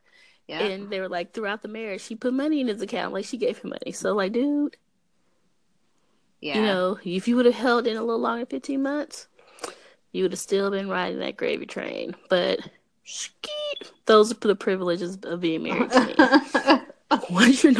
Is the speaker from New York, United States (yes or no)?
yes; New York, United States; I told her she's from Philly, but I'm from New York.